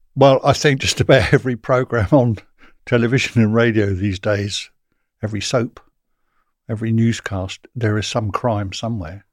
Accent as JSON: {"language": "English", "town": "Portsmouth", "region": "South East England", "country": "United Kingdom", "said": "I come from Portsmouth"}